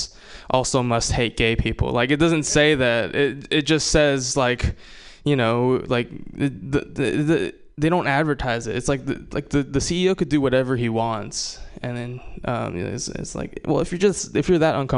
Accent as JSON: {"language": "English", "region": "Hawaii", "country": "United States", "said": "I'm not from Jersey. I'm from Hawaii. I'm Japanese"}